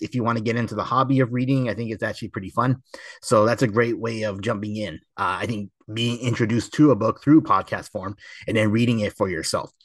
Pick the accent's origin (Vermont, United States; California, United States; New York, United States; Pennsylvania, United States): California, United States; Temple City; the location I grew up going to in Temple City